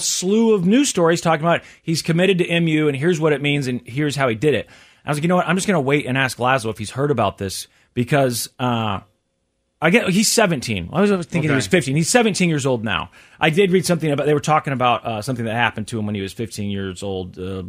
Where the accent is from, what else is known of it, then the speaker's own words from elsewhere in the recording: Lee's Summit, Missouri, United States; a 15-year-old football player at my old high school, which is Lee Summit North, suburb of Kansas City.